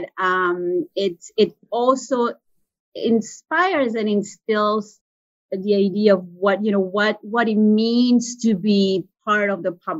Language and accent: English; Italian part of Switzerland, Italian-speaking Switzerland, Switzerland; moved away; I'm from the Italian part of Switzerland